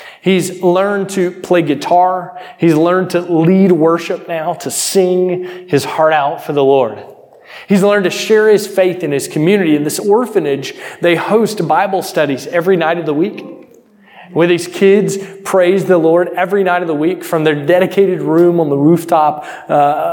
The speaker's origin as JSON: {"language": "English", "country": "United States", "said": "I'm from America"}